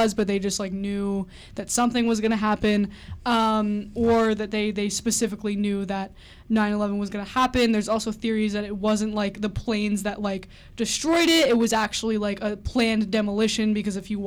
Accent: New York, United States; I'm from New York

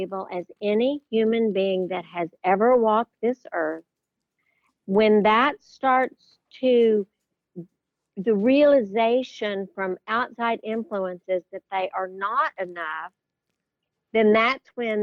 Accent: Brownfield, Texas, United States; I grew up in Brownfield, Texas, and it's a little town outside of Lubbock

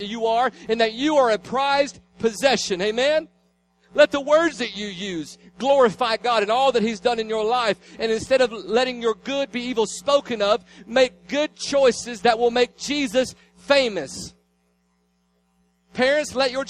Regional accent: Tennessee, United States; I was from Tennessee

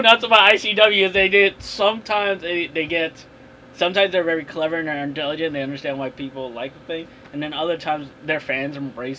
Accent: United States; As an American

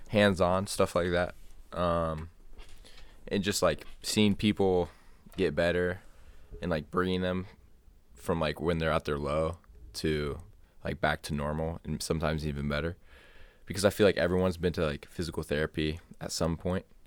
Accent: Ohio, United States; my home state is, uh, Ohio.

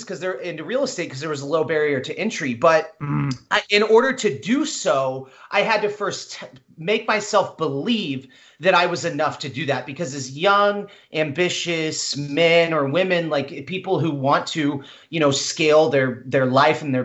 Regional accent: Midwest, United States; I grew up in the Midwest.

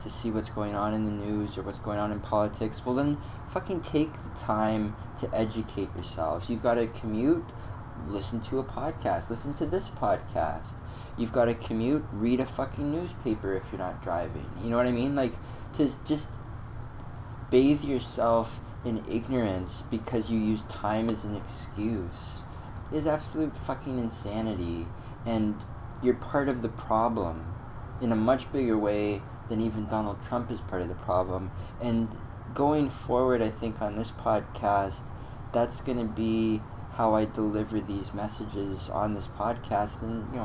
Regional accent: Canada; also born or lived in Ontario; I live in Ontario, I'm a Canadian citizen

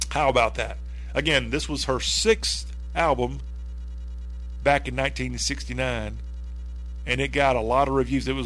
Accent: the South, United States; never in my million years of being a Southerner

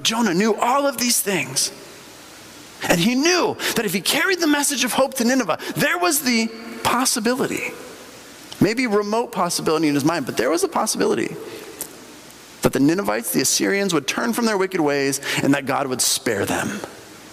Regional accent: Bolivia; moved away; when I grew up in Bolivia, and in Bolivia

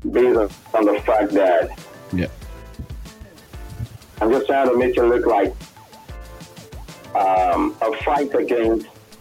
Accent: Lagos, Nigeria; I was born and brought up in Lagos. I was born in Nigeria, brought up in Lagos.

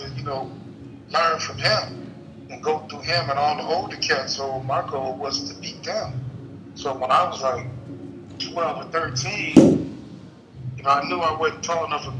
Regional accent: Bakersfield, California, United States; moved away; also born or lived in New York; I'm from Bakersfield. It's in the valleys.

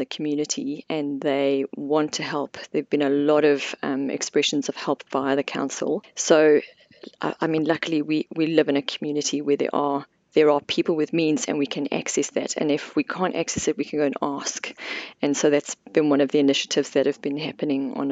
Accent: South Africa; moved away as an adult; now in Queenstown, New Zealand; I'm originally from South Africa, and I did my medical degree in South Africa, worked there for a couple of years before coming out here in 2002

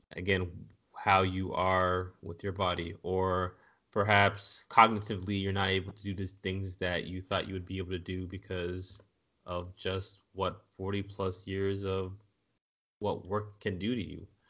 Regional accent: United States; as American society

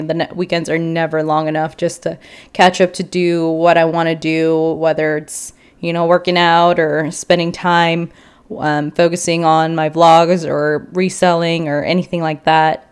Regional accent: Chicago, Illinois, United States; moved away as an adult; also born or lived in Houston; now in San Antonio, United States; I was originally raised in Chicago, and then I went to college in Houston

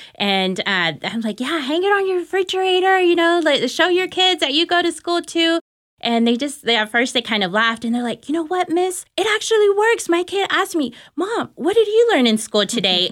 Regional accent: Dallas, Texas, United States; I was born and raised here in Dallas, Texas

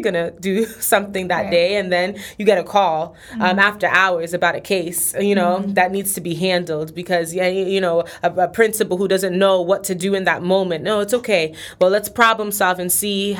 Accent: New York, United States; moved away; I'm originally from New York. When I moved down here, it was my first year, in school

